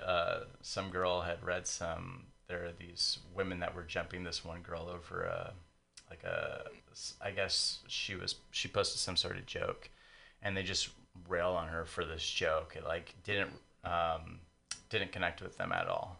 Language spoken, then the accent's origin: English; San Diego, California, United States; moved away; I'm not from here. I'm a transplant, but I'm from San Diego